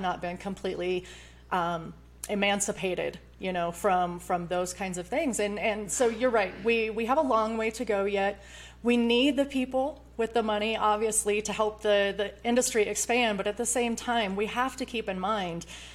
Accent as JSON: {"language": "English", "region": "Iowa", "country": "United States", "tie": "born or raised there", "moved": "yes", "lives_now": "Colorado, United States", "said": "I came from the Midwest. I grew up in Iowa"}